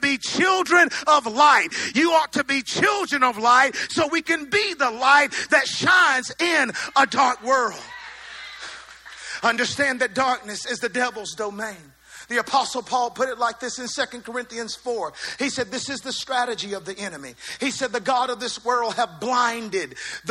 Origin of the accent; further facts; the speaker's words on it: the South, United States; accent: southern; my southern accent